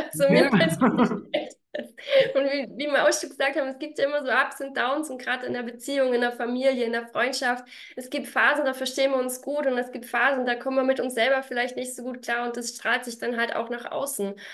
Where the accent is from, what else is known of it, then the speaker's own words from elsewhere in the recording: Berlin, Germany; also born or lived in Vorarlberg; now in Salzburg, Austria; Bin ja ursprünglich aus Berlin, habe dann ganz lange in Vorarlberg gewohnt, wohne jetzt mittlerweile also da bin ich dann